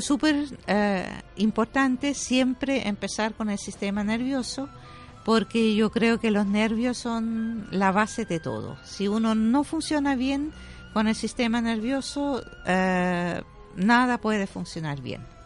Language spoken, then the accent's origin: Spanish; Switzerland; Spanish is a second language; moved away as an adult; also born or lived in Germany; now in Chile; yo soy alemana, eh, me, crié en, Suiza